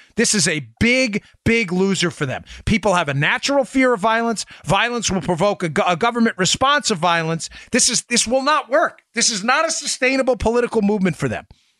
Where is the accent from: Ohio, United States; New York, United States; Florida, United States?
New York, United States; born there; Gosh, I was born in New York, and I love the people in New York